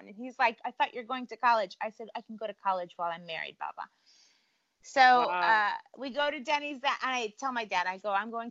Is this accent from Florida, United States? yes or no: no; California, United States; also born or lived in Cleveland, Ohio; I grew up in California.